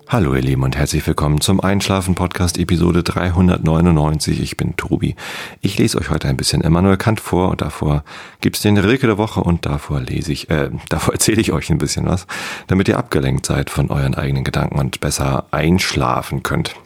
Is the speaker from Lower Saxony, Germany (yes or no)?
yes; Wistedt, Lower Saxony, Germany; Ich bin in Wisted aufgewachsen. Das ist ein kleines Dorf, gehört zur Samtgemeinde Tosted